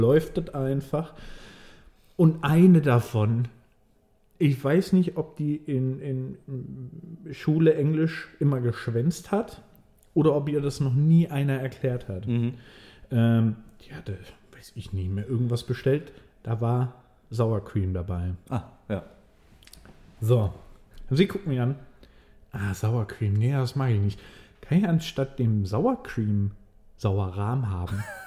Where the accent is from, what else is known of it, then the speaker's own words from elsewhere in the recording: Swabia, Baden-Württemberg, Germany; accent: Swabian; ich kann das Schwäbische gut verstecken